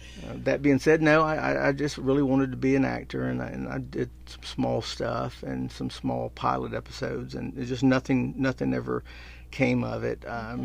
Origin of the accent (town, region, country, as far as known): Atlanta, Georgia, United States; born or raised there